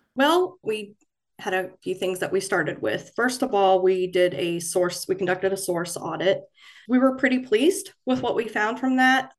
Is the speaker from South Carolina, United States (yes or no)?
yes; Florence, South Carolina, United States; moved away as an adult; now in Fayetteville, United States; I started out at my hometown newspaper in Florence, South Carolina